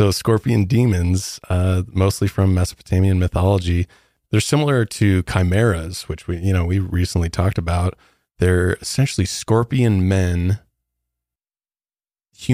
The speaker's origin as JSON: {"language": "English", "region": "Midwest", "country": "United States", "said": "I'm from the Midwest. So we don't even have something like that."}